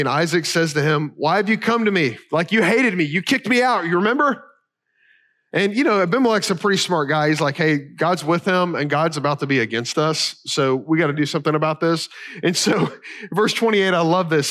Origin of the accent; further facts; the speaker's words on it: Kentucky, United States; I'm from Kentucky